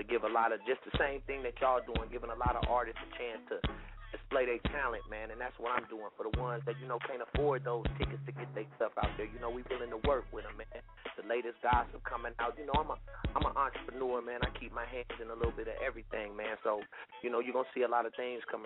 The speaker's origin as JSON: {"language": "English", "area": "Bay Area", "region": "California", "country": "United States", "said": "I'm from the Bay Area."}